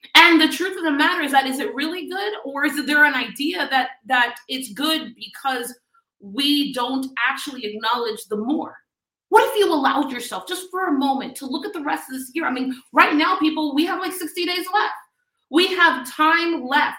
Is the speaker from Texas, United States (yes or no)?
no; Miami, Florida, United States; I'm from Miami, Florida